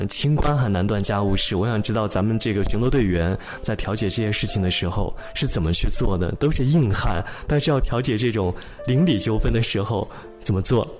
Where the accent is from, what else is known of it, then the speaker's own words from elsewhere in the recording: Xinjiang, China; moved away; 作为一个土生土长的新疆人，从小到大，我身边有各民族的小伙伴儿